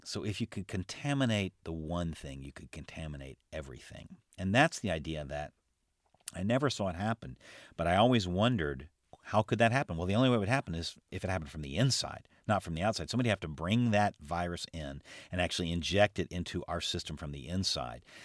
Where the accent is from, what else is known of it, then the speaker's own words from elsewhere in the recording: United States; as an American